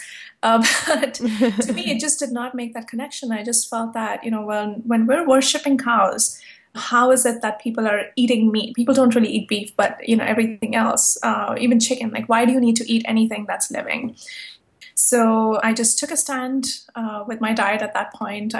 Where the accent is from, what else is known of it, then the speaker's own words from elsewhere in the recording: India; moved away as an adult; also born or lived in New York City; now in New York, United States; when I was growing up in India, and I'm a Hindu and partly Buddhist